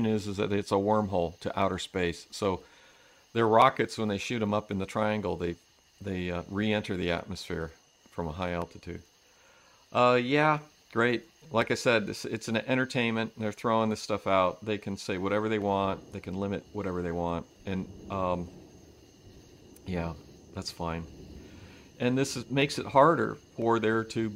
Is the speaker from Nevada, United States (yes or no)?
yes; Reno, Nevada, United States; moved away; where we grew up out in California, up in Reno